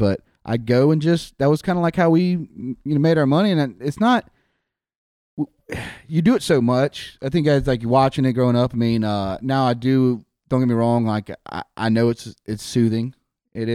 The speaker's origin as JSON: {"language": "English", "town": "Latimer", "region": "Mississippi", "country": "United States", "tie": "born or raised there", "said": "growing up in Latimer, my grandma had the catfish pond, and I had to work it every weekend."}